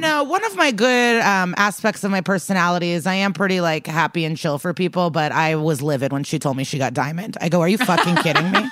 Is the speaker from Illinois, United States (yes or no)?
yes; Skokie, Illinois, United States; me and Skokie years apart, both remember our high school bagels very fondly